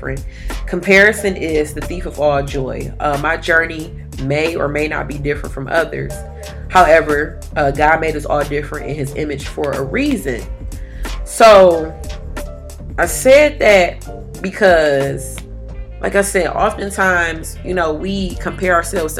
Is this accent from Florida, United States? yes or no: no; Detroit, Michigan, United States; I'm from Detroit